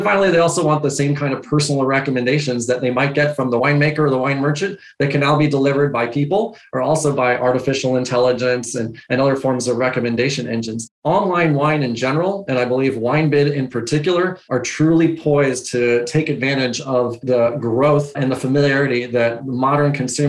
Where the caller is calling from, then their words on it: Seattle, Washington, United States; I'm joining you from Seattle, Washington.